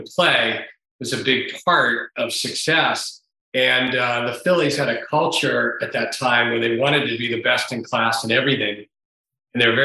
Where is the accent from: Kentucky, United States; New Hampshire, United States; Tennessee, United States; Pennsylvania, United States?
Pennsylvania, United States; Pittsburgh; moved away as an adult; also born or lived in New York; I was born in New York and grew up in Pittsburgh